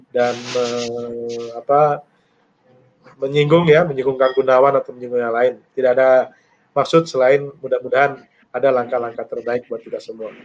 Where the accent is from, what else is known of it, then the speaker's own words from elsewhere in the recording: Bogor, West Java, Indonesia; kami warga Kota Bogor